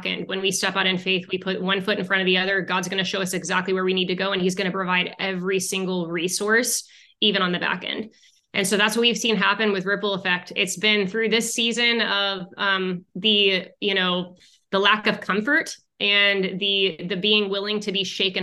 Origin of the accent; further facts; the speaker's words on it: Arizona, United States; moved away as an adult; now in Houston, United States; we moved to Texas for, away from Arizona, because we're from Arizona.